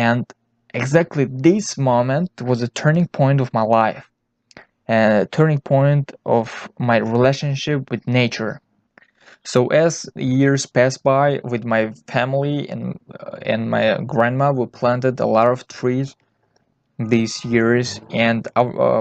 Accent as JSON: {"language": "English", "country": "Tajikistan", "tie": "born or raised there", "said": "I was born in Tajikistan."}